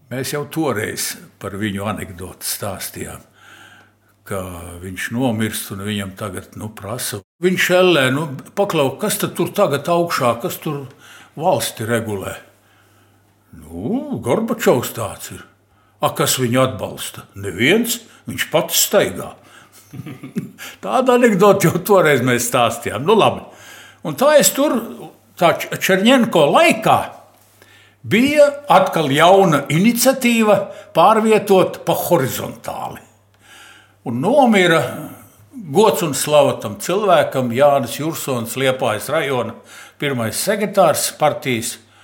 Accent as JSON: {"language": "Latvian", "country": "Latvia", "tie": "born or raised there", "first_language": "Latvian", "said": "Visu mūžu ģimenē runājām visi, gan tēvs, gan māte, gan bērni latviešu valodā, ar akcentu tēvs un mamma, protams, Eh, bet eh, vienalga mēs visi runājām latviešu valodā, gājām latviešu skolās"}